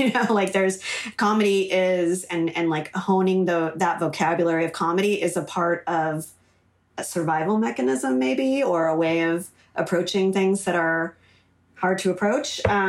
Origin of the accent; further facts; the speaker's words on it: Los Angeles, California, United States; I grew up in LA. I'm third generation LA, very rare.